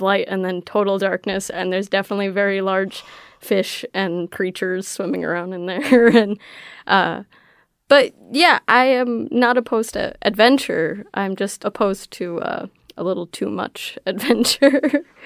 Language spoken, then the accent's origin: English; Rochester, New York, United States; moved away as an adult; now in Ithaca, United States; we live in Ithaca, but originally I'm from Rochester, and I moved down here to live with Jeff